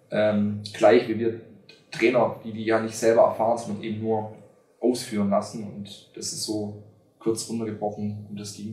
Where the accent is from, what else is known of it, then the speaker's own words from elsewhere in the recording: Schwäbisch Gmünd, Baden-Württemberg, Germany; der in, in meiner Heimatstadt Schwäbisch Gmünd sehr bekannt ist